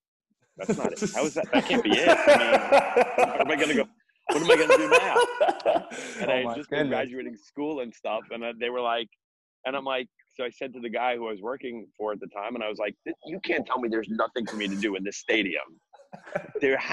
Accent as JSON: {"language": "English", "area": "Bergen County", "region": "New Jersey", "country": "United States", "tie": "born or raised there", "also_born_or_lived": "Manhattan, New York", "said": "I was born in Manhattan, but I grew up in North Jersey, in Bergen County. And, I've been in Bergen County pretty much my whole life."}